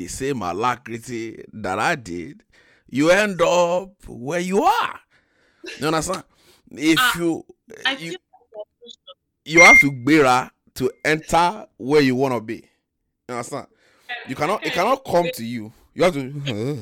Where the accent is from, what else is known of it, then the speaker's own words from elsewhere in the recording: Sacramento, California, United States; my group of guy friends that I grew up with in Sacramento